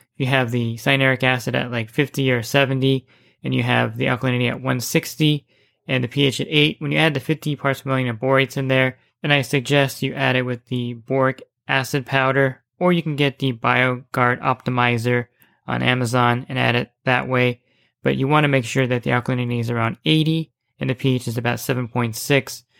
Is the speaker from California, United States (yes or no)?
no; New Jersey, United States; moved away; I grew up in New Jersey